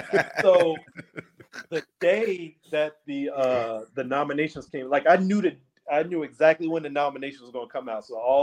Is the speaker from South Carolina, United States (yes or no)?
yes; Charleston, South Carolina, United States; moved away as an adult; also born or lived in Washington, D.C. / Baltimore; growing up here, growing up in South Carolina, like being outdoors, fishing, going to the beach whenever you want, just swimming whenever you want.